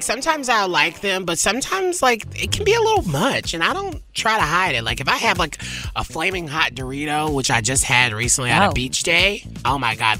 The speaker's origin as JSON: {"language": "English", "region": "the South", "country": "United States", "said": "I'm from the South, right?"}